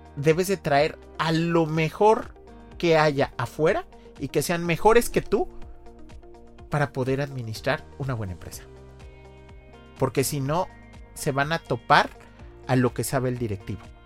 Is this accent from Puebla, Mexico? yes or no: no; Xalapa, Veracruz, Mexico; moved away; Yo, soy de Jalapa